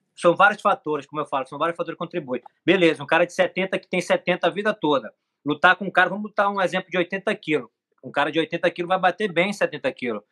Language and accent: Portuguese; Manacapuru, Amazonas, Brazil; now in Rio de Janeiro, Brazil; eu nasci em Manacapuru, que é o interior de Manaus